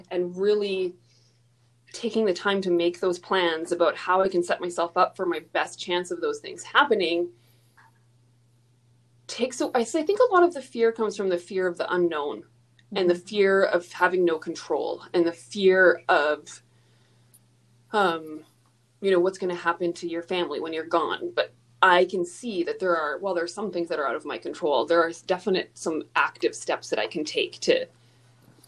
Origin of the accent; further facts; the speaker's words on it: Alberta, Canada; I'm from Alberta